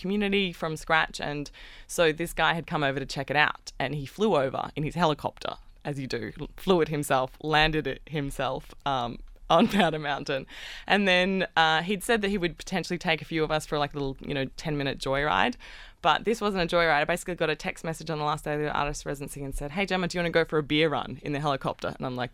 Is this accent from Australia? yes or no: yes; Australia; I'm from Australia.